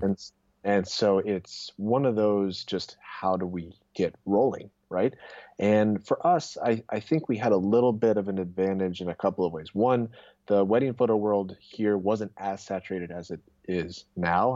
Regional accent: Irvine, California, United States; also born or lived in Wheaton, Illinois; I was born and raised in Irvine, went to school in Chicago actually out in Wheaton College, but then came back to SoCal

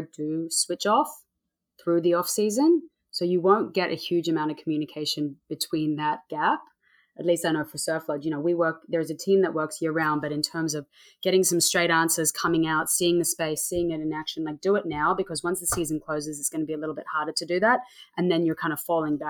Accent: Sydney, New South Wales, Australia; now in Montauk, United States; I'm from Sydney. My whole family's from Sydney

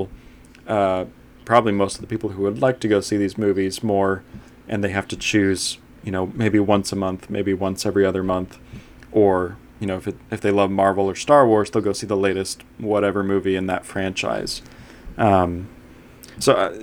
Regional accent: Huntington Beach, California, United States; I grew up in Huntington Beach, California

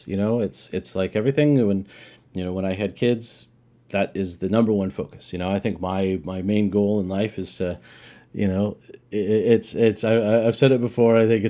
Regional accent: Roswell, New Mexico, United States; I'm from Roswell, New Mexico

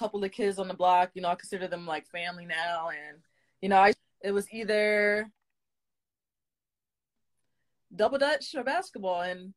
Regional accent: New York City, New York, United States; I'm from Queens

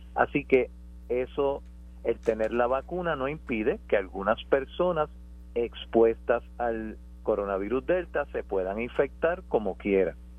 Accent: Puerto Rico; somos todos puertorriqueños

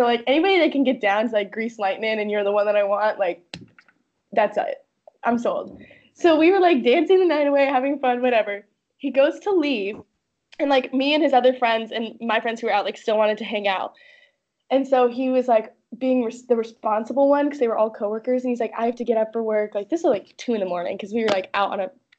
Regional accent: Oregon, United States; moved away; I can't believe you researched my hometown.

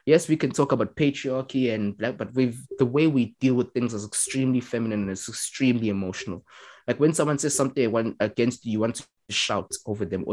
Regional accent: South Africa; I'm just as South African as everyone else

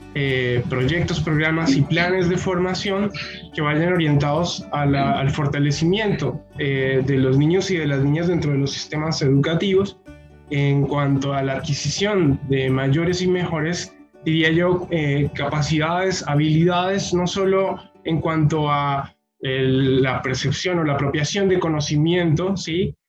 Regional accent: Colombia; moved away; allí en Colombia, eh, de donde vengo yo

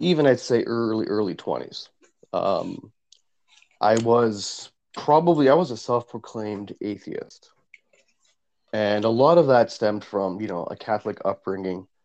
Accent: Vaughan, Ontario, Canada; I grew up in Woodbridge and Maple and Vaughan

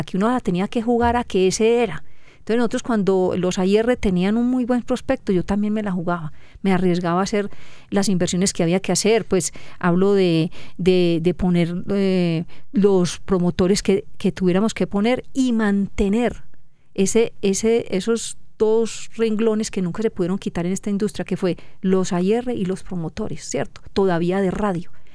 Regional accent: Colombia; somos 50 millones de colombianos

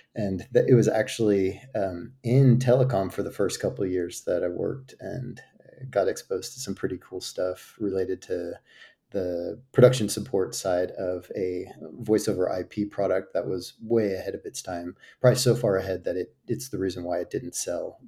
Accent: outside of DFW, Texas, United States; moved away as an adult; also born or lived in Virginia, United States; now in Madrid, Spain; we moved to Texas outside of D F W, where, um, at nine, I guess, when I was nine. And so grew up in Texas

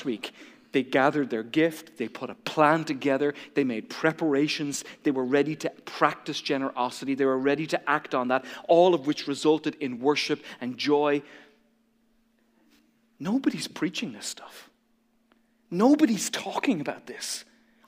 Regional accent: Ireland; moved away; I feel like a traitor to my own home country. I feel like I'm supposed to love golf and be good at golf because I'm from Ireland

